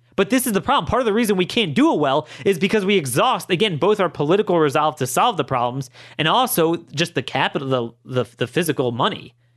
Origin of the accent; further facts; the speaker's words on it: Baltimore County, Maryland, United States; in my hometown, um, Baltimore County